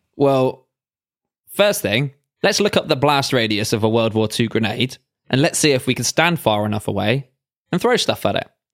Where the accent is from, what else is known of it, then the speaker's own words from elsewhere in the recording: England, United Kingdom; we're both English